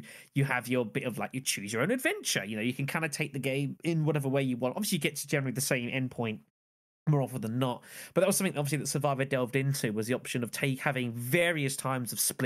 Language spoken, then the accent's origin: English; United Kingdom; being British and not Australian